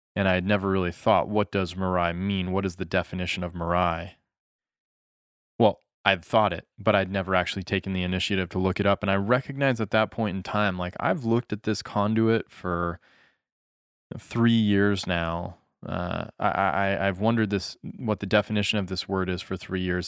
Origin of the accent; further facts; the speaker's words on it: United States; moved away; also born or lived in Japan; as an American